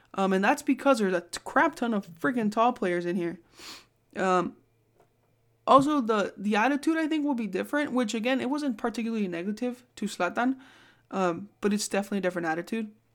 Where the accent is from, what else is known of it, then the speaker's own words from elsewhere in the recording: Bay Area, California, United States; moved away; I'm from the Bay Area